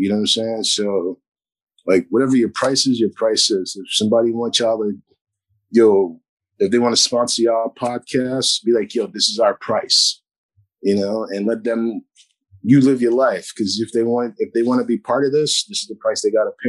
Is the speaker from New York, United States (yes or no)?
yes; New York City, New York, United States; oh, from Brooklyn.